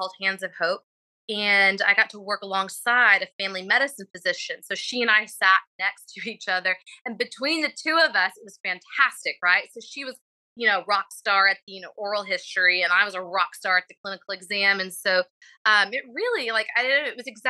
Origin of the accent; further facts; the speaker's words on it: Abilene, Texas, United States; moved away as an adult; also born or lived in Indianapolis, Indiana / Nashville, Tennessee / Macon, Georgia; now in Houston, United States; I'm originally from Abilene, Texas, attended undergrad at Abilene Christian University.